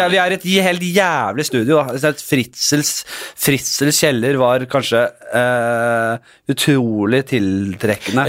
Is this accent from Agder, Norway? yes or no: no; Oslo, Norway; Fra Bekkelaget, det er der jeg er fra.